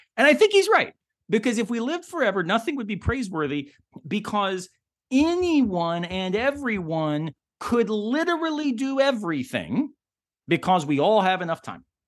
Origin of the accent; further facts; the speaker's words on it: the South, United States; I'm born and raised in the South